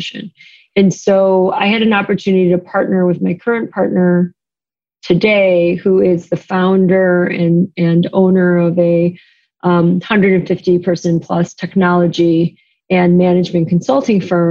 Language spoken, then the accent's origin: English; Chicago, Illinois, United States; moved away as an adult; also born or lived in East Coast; I am from Chicago. And I, during my time at the firm, moved back to Chicago